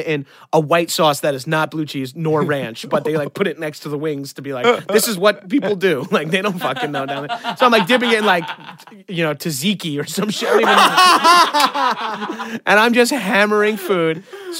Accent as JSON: {"language": "English", "area": "Long Island", "region": "New York", "country": "United States", "said": "I'm from Long Island, so I've got a little bit of this whole mentality"}